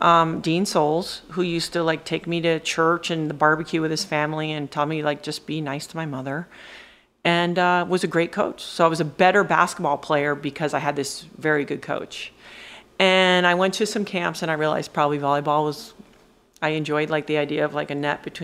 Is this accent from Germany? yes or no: no; St. Thomas, U.S. Virgin Islands; That's how I grew up in the Caribbean.